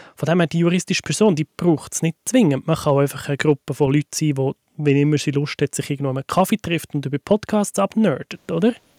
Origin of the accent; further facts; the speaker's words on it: Switzerland; bei uns in der Schweiz